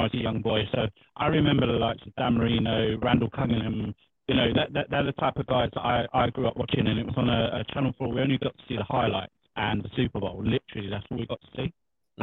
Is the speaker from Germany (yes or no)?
no; United Kingdom